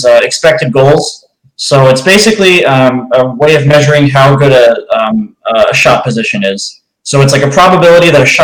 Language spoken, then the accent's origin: English; New York, United States; now in Chicago, United States; I'm from New York. I live in Chicago now